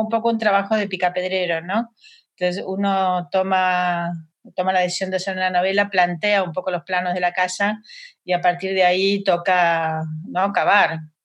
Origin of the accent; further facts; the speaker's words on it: Buenos Aires, Argentina; moved away as an adult; now in Madrid, Spain; soy de Buenos Aires